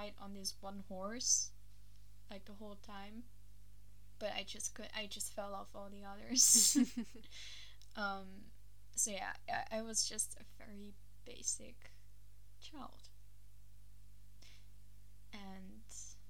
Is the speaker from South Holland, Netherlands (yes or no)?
yes; Vlaardingen, South Holland, Netherlands; also born or lived in China; So I went to Vlaardingen. and basically stayed there until now, so 21 years later.